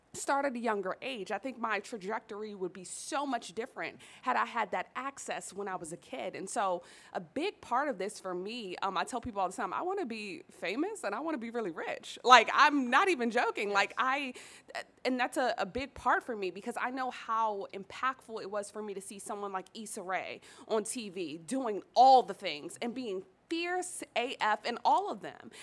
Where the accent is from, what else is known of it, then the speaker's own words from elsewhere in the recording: Washington, District of Columbia, United States; growing up in Southeast DC, growing up in the hood